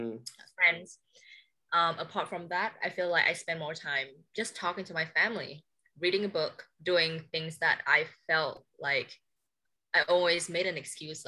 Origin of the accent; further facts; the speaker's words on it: Hanoi, Vietnam; But growing up in Hanoi, I feel we are still like one of the main cities in Vietnam, but we take things a bit slower.